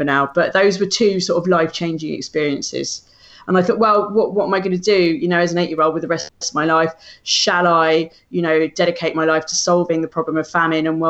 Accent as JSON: {"language": "English", "region": "London", "country": "United Kingdom", "said": "we're from South London"}